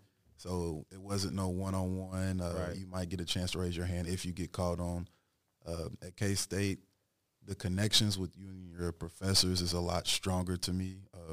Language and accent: English; Louisville, Kentucky, United States; I'm from Louisville.